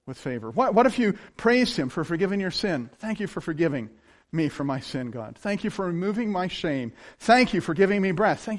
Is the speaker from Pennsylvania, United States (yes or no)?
yes; Clearfield County, Pennsylvania, United States; We're from Clearfield County